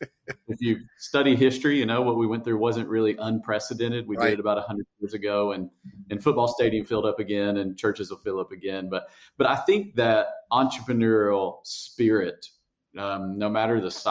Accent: Tennessee, United States; accent: hillbilly; moved away as an adult; now in Fredericksburg, United States; I speak hillbilly because I grew up in Tennessee

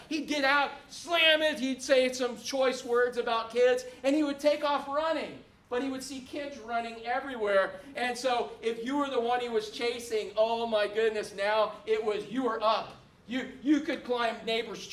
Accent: Orlando, Florida, United States; when I was a little boy growing up in Orlando

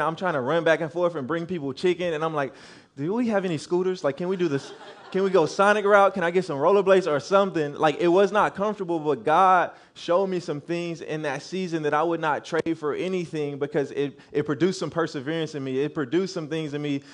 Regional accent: Louisiana, United States; moved away as an adult; also born or lived in Arkansas; I'm from Louisiana

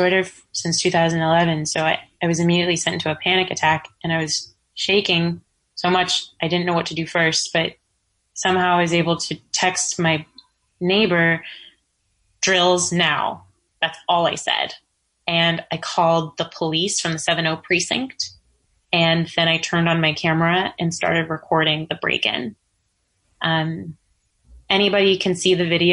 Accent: Pleasant Hill, California, United States; moved away as an adult; also born or lived in Hayward / Oakland / San Francisco; now in New York City, United States; I'm originally from the San Francisco Bay Area. Shout out to the hyphy movement. I was born in Hayward, spent 2 years in Oakland, and lived in Pleasant Hill for 15 years

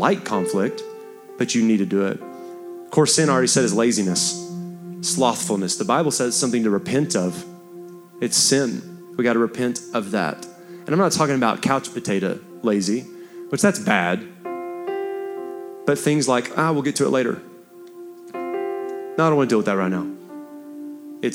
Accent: Texas, United States; I'm a Texan

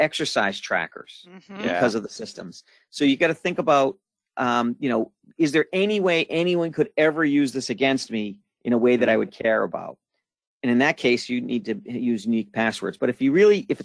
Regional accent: Boston, Massachusetts, United States; I'm from Boston

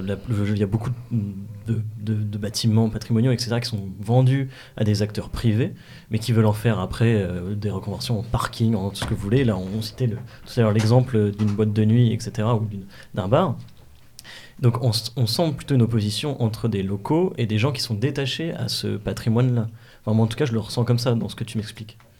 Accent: Normandy, France; je viens des, des de Normandie

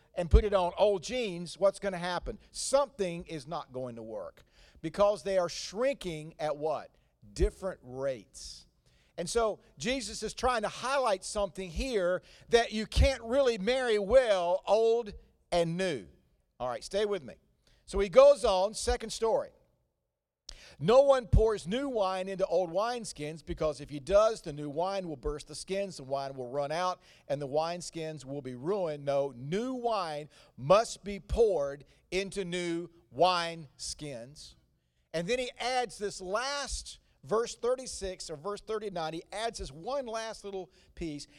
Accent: North Carolina, United States; accent: slow cooked Southern; slow cooked accent, um, that I did not get this in the Washington, D C area. This came from forty-five years of living in North Carolina

